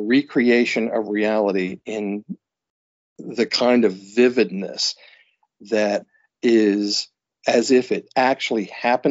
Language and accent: English; the South, United States; also born or lived in New York; now in New England, United States; being a Southerner